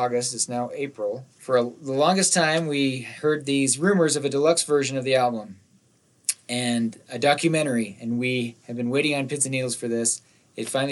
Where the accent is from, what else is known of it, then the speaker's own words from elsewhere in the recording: Nephi, Utah, United States; growing up in Nephi